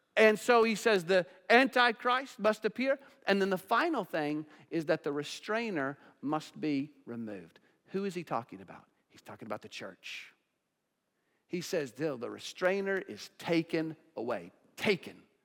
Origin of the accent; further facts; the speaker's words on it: United States; as American Christians